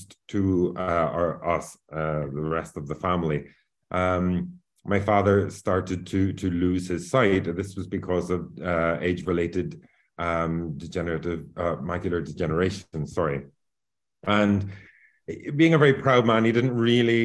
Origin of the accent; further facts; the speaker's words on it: Northern Ireland, United Kingdom; now in Valencia, Spain; I'm actually originally from Northern Ireland, but I currently live here in Valencia in Spain.